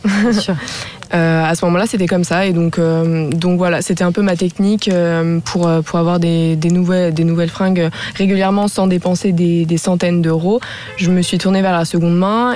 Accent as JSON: {"language": "French", "town": "Annecy", "region": "Auvergne-Rhône-Alpes", "country": "France", "tie": "born or raised there", "said": "je viens d'Annecy"}